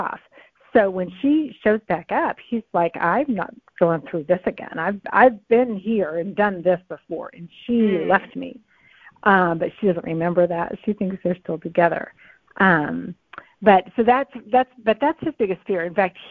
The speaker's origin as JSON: {"language": "English", "region": "New England", "country": "United States", "said": "I'm from New England"}